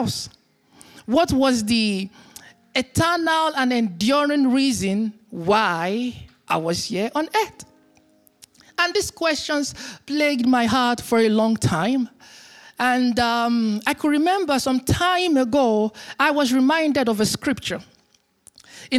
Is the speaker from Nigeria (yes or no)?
yes; Nigeria; now in Berlin, Germany; I am from Nigeria.